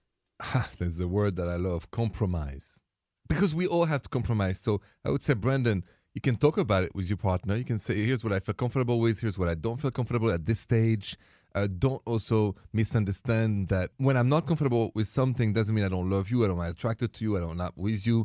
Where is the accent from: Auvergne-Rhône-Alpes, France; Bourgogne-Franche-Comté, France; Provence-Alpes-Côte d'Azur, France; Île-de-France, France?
Île-de-France, France; Paris; I come from Paris, France